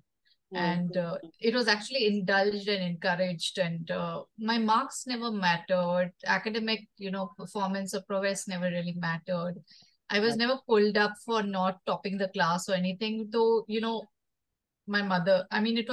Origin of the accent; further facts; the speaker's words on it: Mumbai, Maharashtra, India; I was born and brought up in Bombay